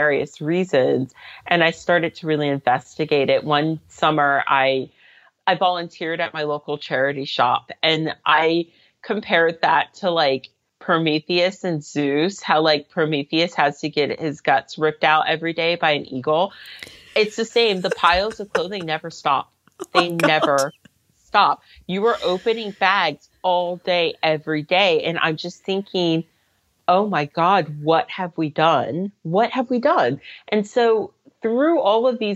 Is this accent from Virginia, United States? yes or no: yes; Reston, Virginia, United States; moved away as an adult; now in London, United Kingdom; I grew up in Reston, Virginia, but I first came to London when I was 20.